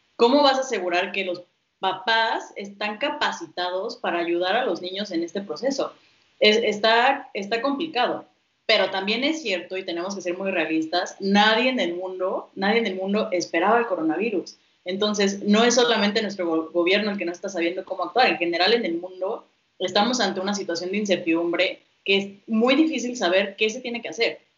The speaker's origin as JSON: {"language": "Spanish", "country": "Mexico", "said": "tenemos desafíos como mexicanos"}